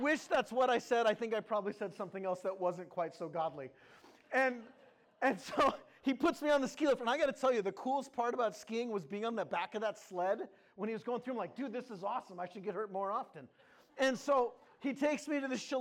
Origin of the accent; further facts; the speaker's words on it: California, United States; moved away; also born or lived in Wisconsin / Maine / Minnesota; I grew up primarily in California. I had a few stints. One, I lived in Wisconsin when I was a little baby. Don't remember that. Lived in Maine for a couple years